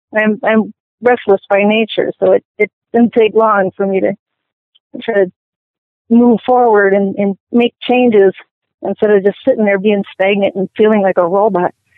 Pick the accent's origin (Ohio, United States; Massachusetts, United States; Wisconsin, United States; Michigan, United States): Wisconsin, United States; Milwaukee; I was born in Milwaukee